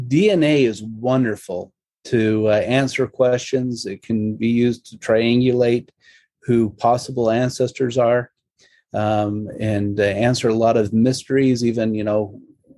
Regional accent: Salt Lake City, Utah, United States; growing up in Salt Lake, my experiences were at the old family history library

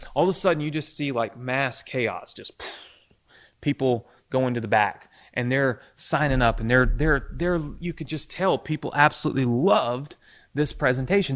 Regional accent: Mississippi, United States; I was growing up in Mississippi

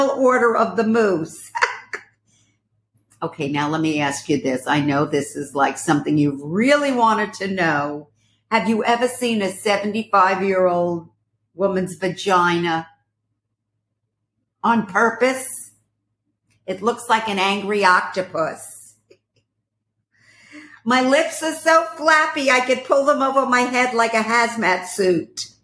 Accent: Brooklyn, New York, United States; also born or lived in Paris; I was born in Paris and raised in Brooklyn.

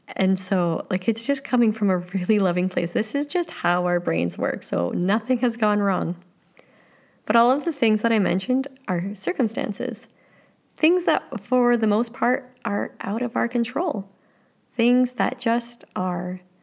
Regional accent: Canada; I like being Canadian

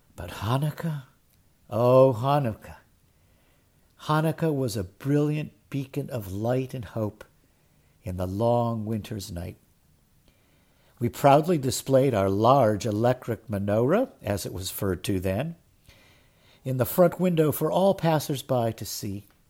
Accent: Cleveland, Ohio, United States; As a kid growing up in Cleveland, Ohio

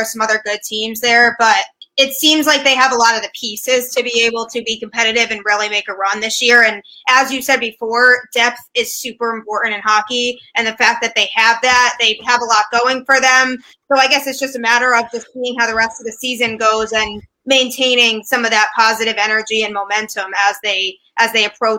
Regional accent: Connecticut, United States; Yeah, well, I grew up in Connecticut

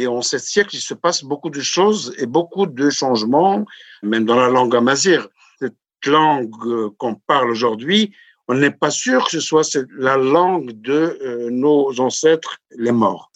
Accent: High Atlas, Morocco; je suis du Haut Atlas

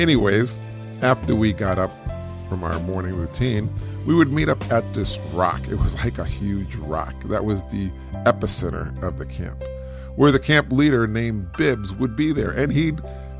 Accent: Springfield, Massachusetts, United States; I was from Springfield, Massachusetts. And in Springfield, you really couldn't see a lot of stars just because of the light pollution

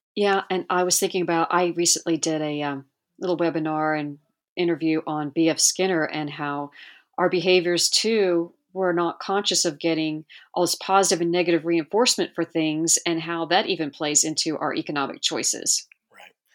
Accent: Hawaii, United States; I'm from Hawaii

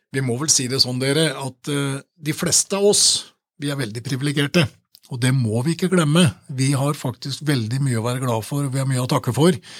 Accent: Åmot, Innlandet, Norway; moved away; jeg er jo fra Åmot sjøl og har kommet tilbake igjen

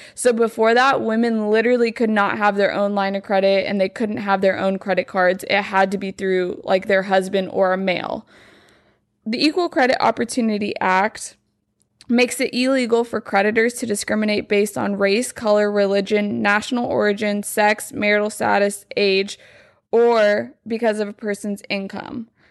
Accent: Lubbock, Texas, United States; now in Dallas, United States; I'm from Lubbock

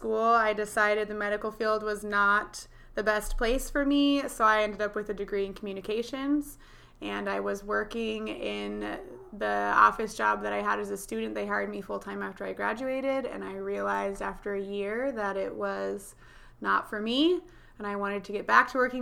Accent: Fife, Washington, United States; also born or lived in New Jersey; I graduated from Fife

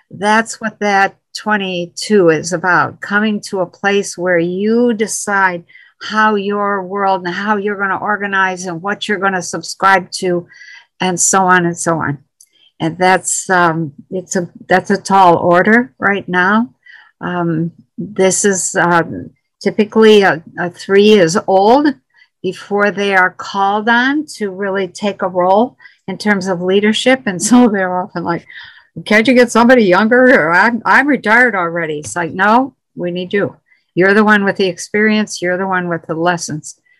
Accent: Quebec, Canada; I'm French Canadian in Quebec.

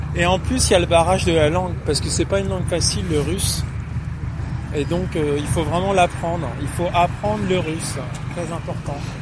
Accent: France; now in Russia; Je suis français, je parle français

